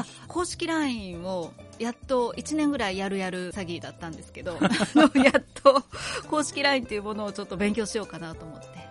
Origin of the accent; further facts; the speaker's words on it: Saijo, Ehime, Japan; 私のふるさと西条市